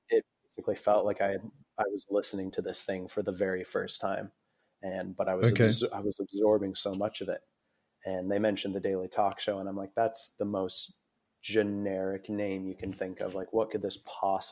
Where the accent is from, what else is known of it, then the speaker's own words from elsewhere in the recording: Aurora, Ontario, Canada; moved away as an adult; also born or lived in Toronto, Canada; now in Australia; I was born in a town called Aurora, which is about 45 minutes north of Toronto